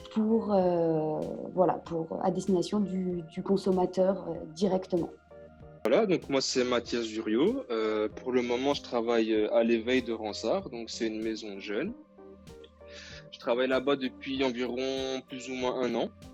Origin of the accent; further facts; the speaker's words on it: Poland; je suis polonaise